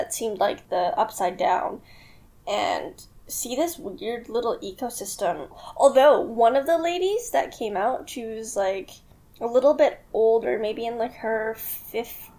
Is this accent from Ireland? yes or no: no; Canada